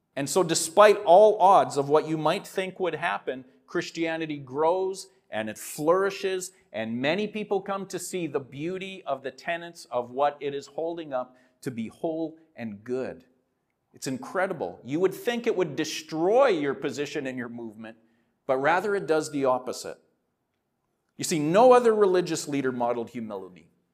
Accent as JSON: {"language": "English", "town": "Saskatoon", "region": "Saskatchewan", "country": "Canada", "said": "I'm from Saskatoon"}